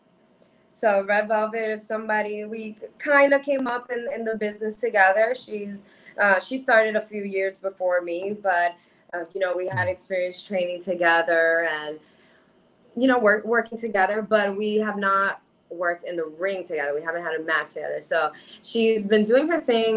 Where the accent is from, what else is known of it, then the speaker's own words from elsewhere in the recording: New York City, New York, United States; I'm a New Yorker. I'm from Queens, New York